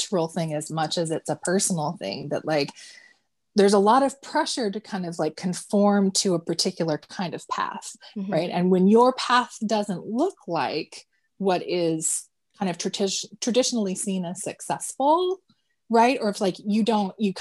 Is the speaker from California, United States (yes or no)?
yes; California, United States; moved away as an adult; now in Washington, United States; I grew up in California and I moved to Washington, and after a few years of living here